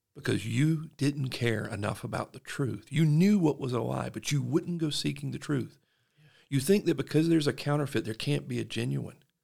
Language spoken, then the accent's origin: English; South Georgia, United States; now in Utah, United States; I'm from South Georgia